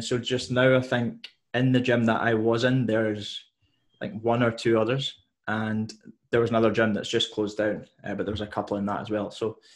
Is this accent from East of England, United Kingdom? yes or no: no; Isle of Mull, Scotland, United Kingdom; also born or lived in Glasgow; now in Oban, United Kingdom; growing up on Mull, it's like quite a small in population-wise.